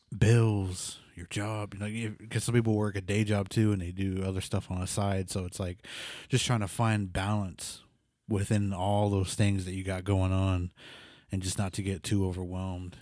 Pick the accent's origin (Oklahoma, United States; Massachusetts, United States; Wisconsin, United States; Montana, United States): Oklahoma, United States; Pawnee; moved away as an adult; also born or lived in New Mexico; I'm from Pawn East, so, like, it was a small town with, like, no internet